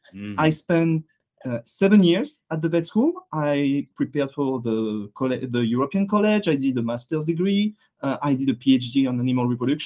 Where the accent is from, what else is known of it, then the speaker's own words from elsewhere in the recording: France; accent: French; English is a second language; moved away as an adult; now in Canada; I'm a French veterinarian. Yeah. I'm sure you can hear by my accent.